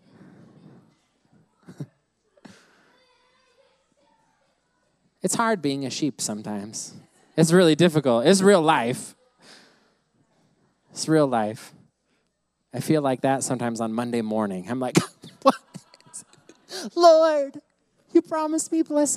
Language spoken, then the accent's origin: English; United States; I grew up in the States